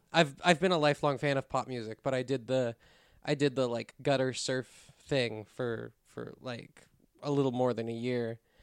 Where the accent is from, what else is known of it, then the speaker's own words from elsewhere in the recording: West Deer, Pennsylvania, United States; also born or lived in Pittsburgh; I've lived here forever. I was born up in the woods, up in, in West Deer